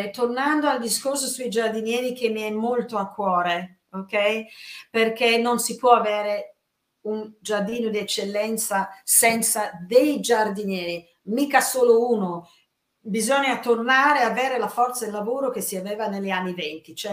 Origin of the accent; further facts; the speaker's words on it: England, United Kingdom; io essendo inglese, questo è un tratto molto importante